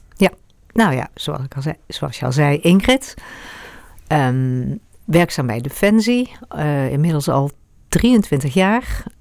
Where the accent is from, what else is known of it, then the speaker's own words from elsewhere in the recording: Eindhoven, North Brabant, Netherlands; moved away as an adult; also born or lived in Amersfoort; now in Hoogland, Netherlands; Ik ben geboren in Eindhoven